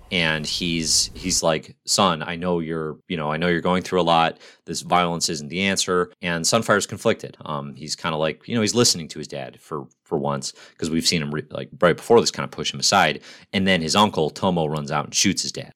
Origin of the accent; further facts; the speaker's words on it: United States; as an American citizen